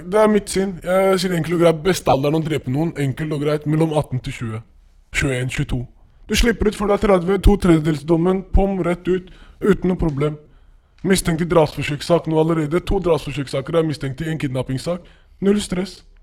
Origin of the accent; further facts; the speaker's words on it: Oslo, Norway; der jeg er fra, Søndre Nordstrand